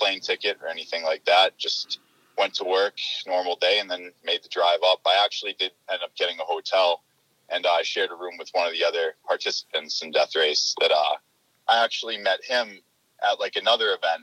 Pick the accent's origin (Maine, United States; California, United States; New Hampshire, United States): New Hampshire, United States; Newfields; I'm from Newfields, New Hampshire, and yeah, I grew up there